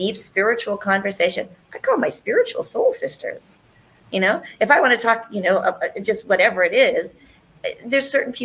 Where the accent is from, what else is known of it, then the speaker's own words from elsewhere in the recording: Canada; I'm Canadian